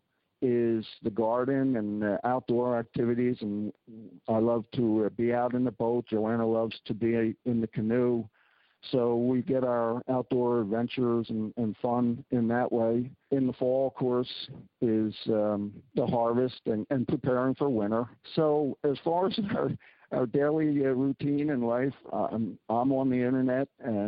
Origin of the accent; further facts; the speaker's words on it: Philadelphia, Pennsylvania, United States; moved away as an adult; also born or lived in Maine / Northern Saskatchewan; now in Saskatchewan, Canada; I'm a city guy from the United States. I was born in Philadelphia and grew up in the suburbs